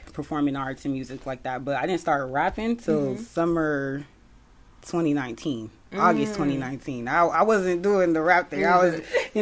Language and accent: English; Hayward, California, United States; accent: Bay Area; moved away; I'm from the Bay, the Bay Area, California. Hayward, California, to be exact